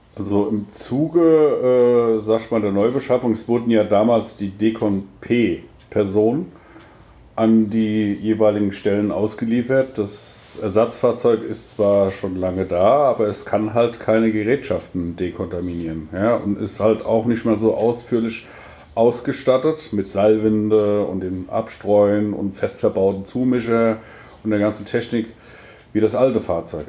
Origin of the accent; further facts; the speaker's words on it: Rüsselsheim, Hesse, Germany; moved away as an adult; now in Dithmarschen, Germany; ursprünglich komme ich aus äh, Rüsselsheim, Königstetten, war da lange